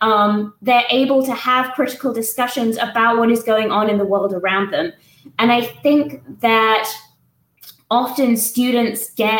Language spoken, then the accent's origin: English; England, United Kingdom; moved away as an adult; now in Tuscaloosa, United States; I used to teach in the UK, I'm English